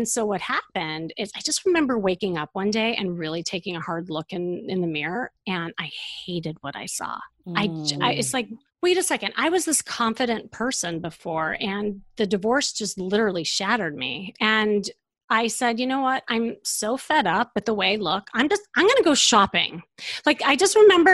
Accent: Chicago, Illinois, United States; moved away as an adult; now in Los Angeles, United States; I'm from Chicago, and you know, when I lived there

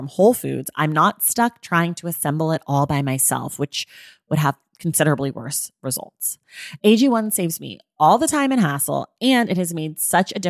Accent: California, United States; I grew up in California

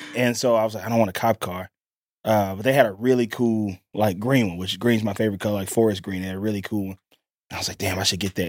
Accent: Mississippi, United States; I'm from Mississippi

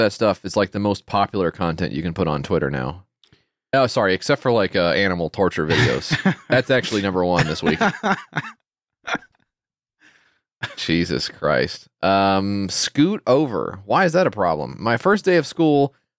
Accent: Ukraine; I'm from Ukraine, and I find it really strange when people say they're not a big fan of instead of saying they don't like something.

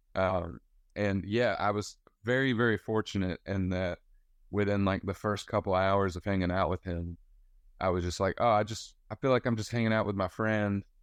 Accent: West Georgia, United States; now in Nashville, United States; I'm from West Georgia

